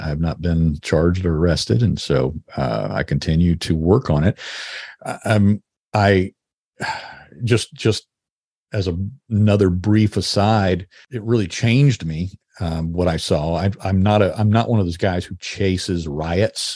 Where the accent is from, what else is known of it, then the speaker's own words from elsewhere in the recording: United States; as an American